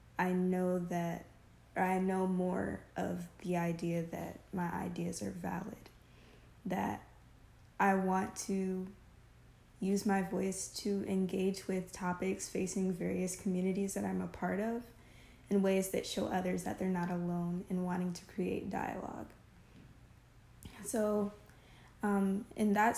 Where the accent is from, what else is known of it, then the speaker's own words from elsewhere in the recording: United States; also born or lived in Southern U.S.; I am 20 years old, and I'm American.